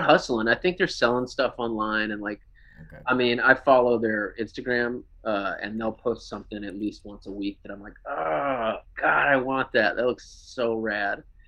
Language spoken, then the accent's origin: English; Lake Jackson, Texas, United States; moved away as an adult; now in Houston, United States; I'm from south of Houston, like Lake Jackson area, um, just down 288